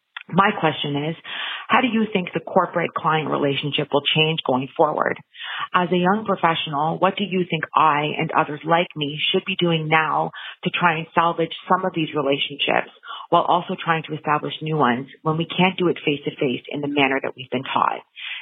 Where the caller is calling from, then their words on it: Ottawa, Ontario, Canada; I'm calling from Ottawa, Ontario, Canada